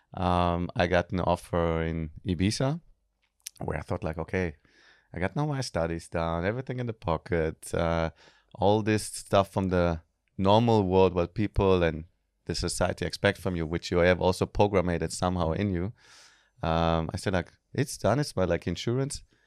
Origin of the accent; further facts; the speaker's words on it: Germany; moved away as an adult; also born or lived in Israel; now in Bali, Indonesia; I was born in Israel, grew up in Germany, I'm a mix